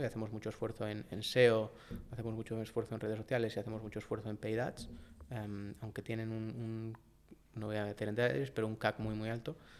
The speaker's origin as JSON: {"language": "Spanish", "town": "Valladolid", "region": "Castile and León", "country": "Spain", "also_born_or_lived": "Madrid", "moved": "yes", "said": "yo soy de Valladolid"}